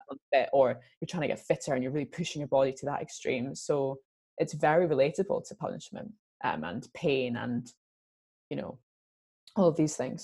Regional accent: Scotland, United Kingdom; I'm Scottish

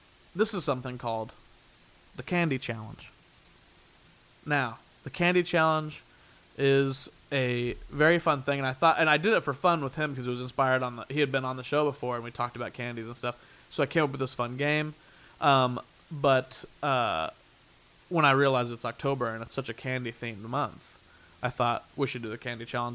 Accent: Midwest, United States; now in Los Angeles, United States; we're both from the Midwest

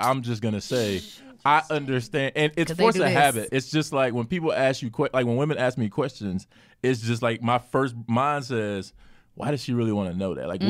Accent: North Carolina, United States; now in Atlanta, United States; I'm from North Carolina

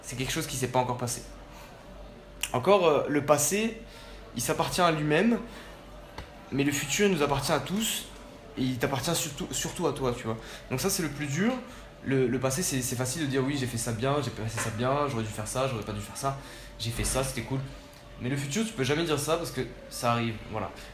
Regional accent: Nîmes, Occitania, France; also born or lived in Spain / Chile; je suis né en Espagne en 1996, j'ai donc 21 ans. Vers l'âge de 5 ans on est parti en France vivre euh, avec, mes parents et j'ai grandi essentiellement dans la ville de Nîmes

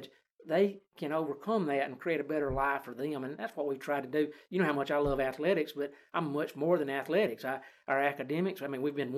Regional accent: Fayette County, Alabama, United States; now in Roanoke, United States; I'm from Fayette County on the west side of the state

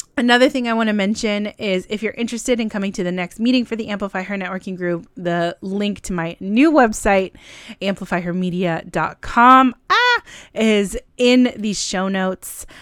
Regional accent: California, United States; moved away as an adult; also born or lived in Buffalo, New York; I'm originally from California and I moved to Buffalo

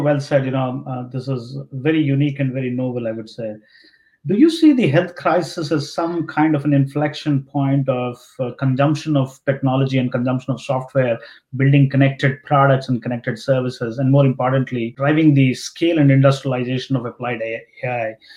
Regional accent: India; growing up in India

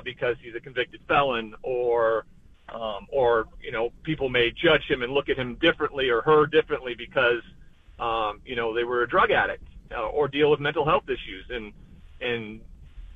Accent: Montana, United States; growing up in Montana

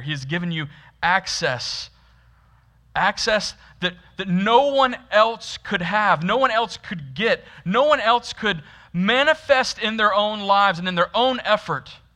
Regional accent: Florida, United States; Growing up in Florida, which is like the, the deepest South you can technically get

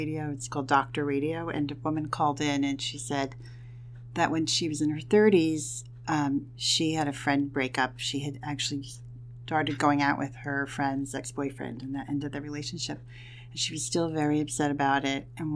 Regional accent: near Montclair, New Jersey, United States; also born or lived in Hoboken, New Jersey; I grew up nearby, so I was already familiar with the town

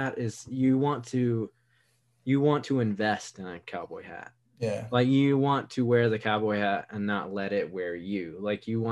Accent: Wilmington, North Carolina, United States; growing up in Wilmington, North Carolina

